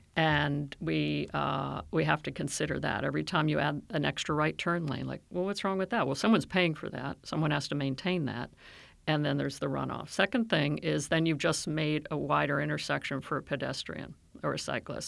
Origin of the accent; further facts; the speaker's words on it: Silver Spring, Maryland, United States; I grew up in Silver Spring, out in the suburbs.